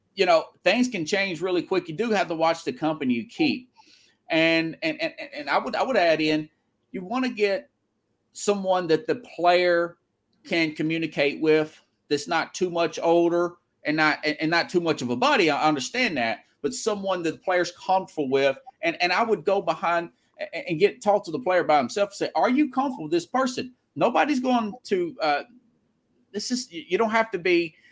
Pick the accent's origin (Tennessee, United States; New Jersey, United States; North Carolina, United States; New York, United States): Tennessee, United States; moved away; also born or lived in Florida / Denver; I'm from Tennessee, but actually lived on both coasts before. I've lived in Florida. I've lived in Denver.